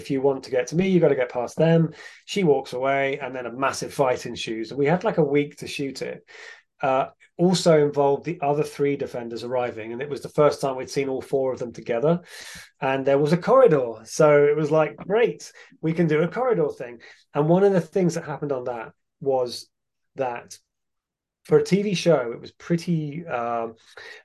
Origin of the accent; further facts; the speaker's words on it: England, United Kingdom; I'm from England, it never gets hot.